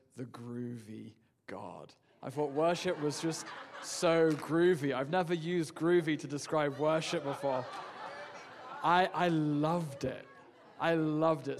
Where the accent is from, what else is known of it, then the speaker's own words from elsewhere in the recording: England, United Kingdom; moved away as an adult; I'm from England.